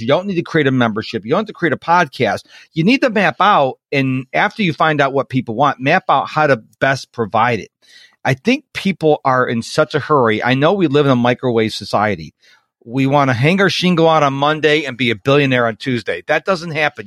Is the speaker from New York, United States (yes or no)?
yes; Rochester, New York, United States; now in Houston, United States; I am originally from Rochester, New York.